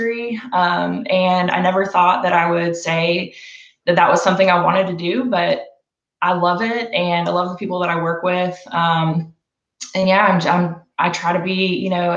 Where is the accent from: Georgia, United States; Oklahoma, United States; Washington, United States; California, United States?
Georgia, United States; Roswell; I am from Roswell, Georgia, grew up in the area